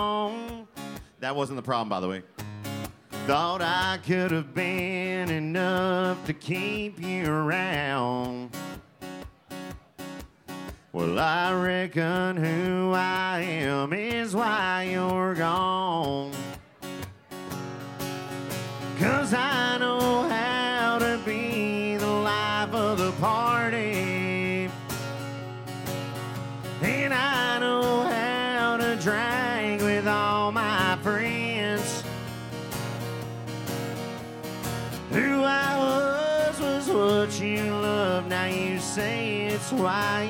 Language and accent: English; Houston, Texas, United States; moved away; I'm from Houston originally